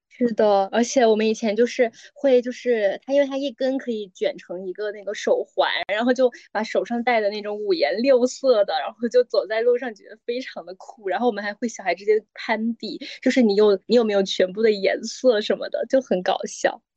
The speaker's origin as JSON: {"language": "Chinese", "region": "Guangdong", "country": "China", "moved": "yes", "said": "因为我是潮汕人，然后我们家会就比较多的习俗，就是像什么中秋国庆什么的，就是总是要拜神，有信仰"}